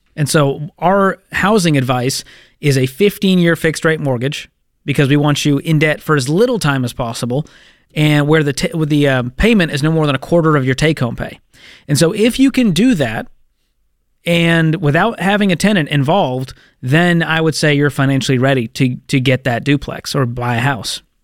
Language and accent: English; Boston, Massachusetts, United States; my hometown of Boston, Massachusetts